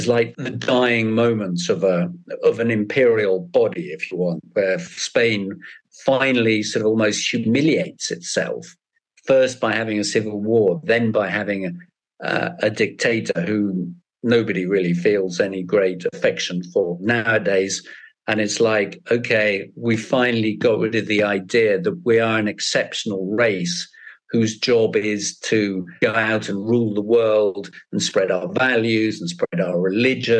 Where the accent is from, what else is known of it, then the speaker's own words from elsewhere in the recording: United Kingdom; I'm British as well